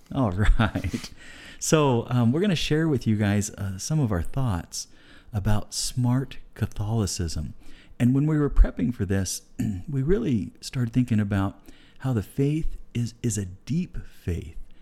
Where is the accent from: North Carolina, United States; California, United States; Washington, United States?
California, United States; moved away as an adult; also born or lived in Guatemala; now in Caldwell, United States; we're from California originally. My wife and I lived in Guatemala for a while as full-time missionaries, and we decided to land in Caldwell, Idaho